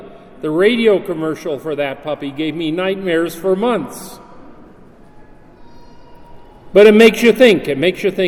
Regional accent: Utah, United States; I'm from Utah.

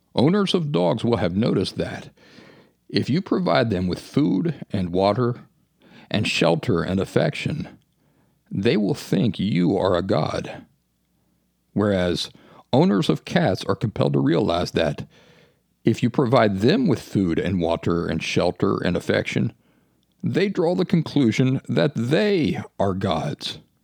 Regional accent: Appalachia, United States; When I was a kid growing up in the Appalachian woods

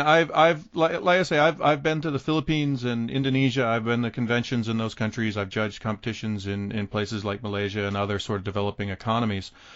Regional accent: United States; as an American coming to Iran

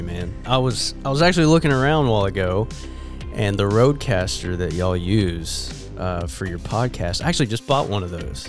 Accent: Jonesboro, Arkansas, United States; I was born and raised in Jonesboro, and, uh, been there really ever since

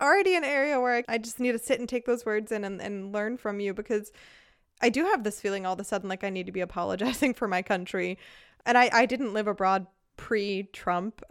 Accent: United States; now in Germany; back in my home country

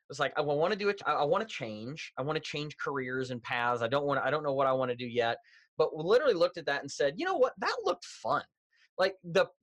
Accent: Louisville, Kentucky, United States; moved away as an adult; now in Indianapolis, United States; I grew up in Louisville, Kentucky, a Southern boy born and raised.

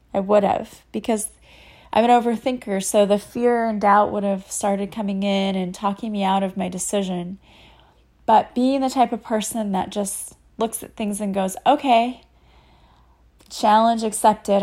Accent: Collinsville, Illinois, United States; I am from Collinsville, Illinois, which is a suburb of Saint Louis.

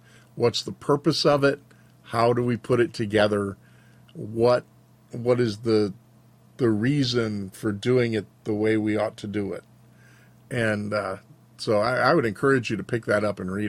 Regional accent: Georgia, United States; now in Montana, United States; the worship service that I grew up with in Southern Baptist churches in the 60s and 70s in Georgia was revivalist. And then moved to Montana

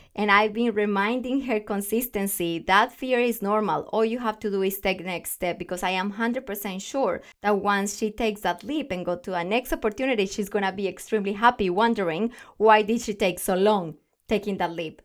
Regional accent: Colombia; English is a second language; moved away as an adult; now in Australia

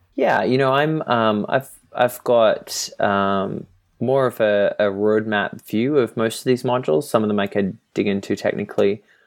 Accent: Australia; moved away as an adult; also born or lived in Europe; now in Boston, United States; I'm from Australia and previous to this Europe

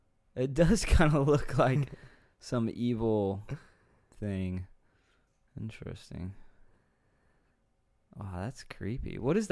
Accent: Austin, Texas, United States; Oh yeah. Round Rock, Cedar Park, North Austin. Shout out to the good old ATX.

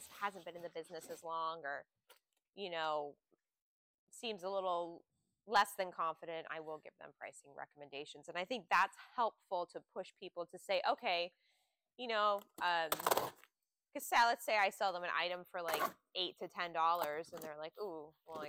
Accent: Pennsylvania, United States; moved away; I grew up in Pennsylvania

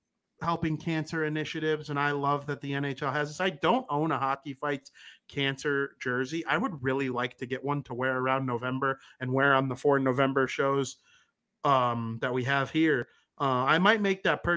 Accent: United States; I'm American. I'm proud to be American most of the time.

